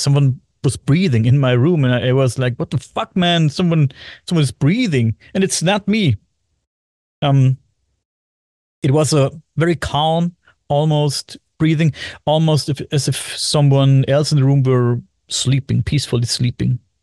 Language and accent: English; Bavaria, Germany; English is a second language; I am from Germany, Bavaria, Germany